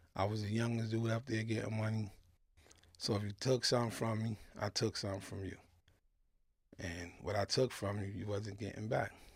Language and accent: English; New York City, New York, United States; I was born in Kings County Hospital